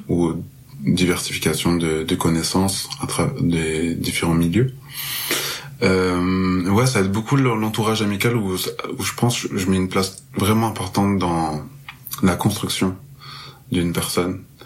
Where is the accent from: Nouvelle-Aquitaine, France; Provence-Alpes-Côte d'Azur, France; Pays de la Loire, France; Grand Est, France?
Provence-Alpes-Côte d'Azur, France; Marseille; moved away as an adult; now in Montreal, Canada; je suis originaire de Marseille. Euh, là, je suis à Montréal depuis très peu.